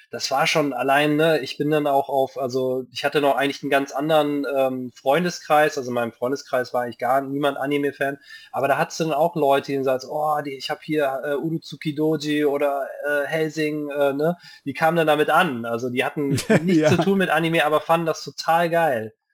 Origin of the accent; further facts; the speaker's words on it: Japan; ich bin ja in Japan aufgewachsen, da gab es irgendwie kein Rating.